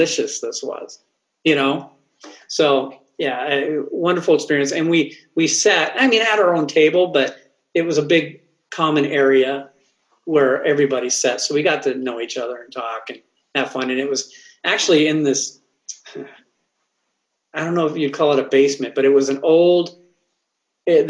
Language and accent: English; Oxnard, California, United States; I grew up in Oxnard, California